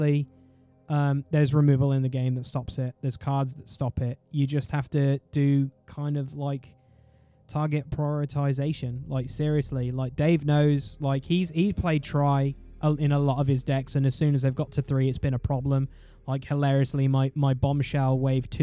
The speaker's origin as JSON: {"language": "English", "country": "United Kingdom", "said": "We're British"}